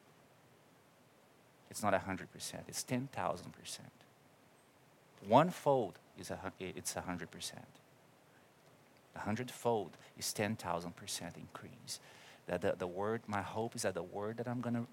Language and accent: English; Brazil; English is a second language; moved away; I'm from Brazil. You're going to see it coming through my accent